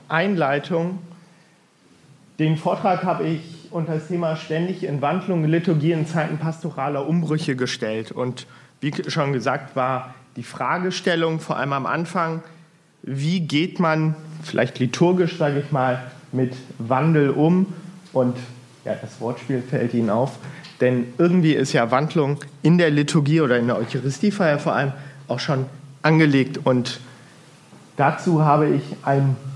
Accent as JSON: {"language": "German", "town": "Hildesheim", "region": "Lower Saxony", "country": "Germany", "tie": "born or raised there", "also_born_or_lived": "Bergisch Gladbach", "lives_now": "Erfurt, Germany", "said": "Ich komme aus dem Bistum Hildesheim, bin da aufgewachsen, geboren bin ich in Bergisch Gladbach, also ganz im Westen von Deutschland. Ähm, in Hildesheim bin ich vor allem geprägt durch die Diaspora, wohne aber die letzten zehn Jahre hier in Erfurt"}